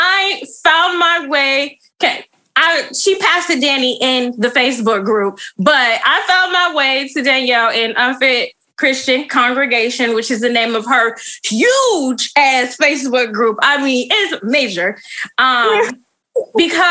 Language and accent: English; Michigan, United States; I'm from Michigan.